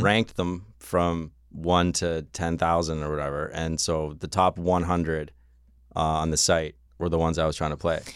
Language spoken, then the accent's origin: English; Canada; I am from Canada land